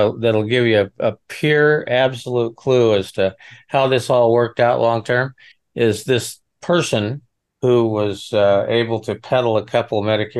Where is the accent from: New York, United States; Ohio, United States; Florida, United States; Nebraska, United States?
Nebraska, United States; I'm from Nebraska, out in the middle of nowhere.